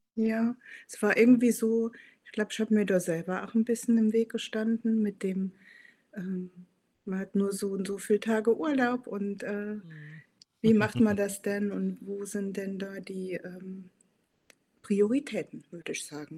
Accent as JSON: {"language": "German", "region": "Saarland", "country": "Germany", "tie": "born or raised there", "moved": "as an adult", "lives_now": "Hamburg, Germany", "said": "gebürtige Saarländerin, wohne seit 13 Jahren in Hamburg"}